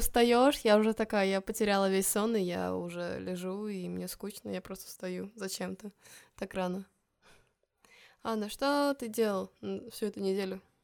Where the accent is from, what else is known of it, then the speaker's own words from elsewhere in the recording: Estonia; now in Portugal; из Эстонии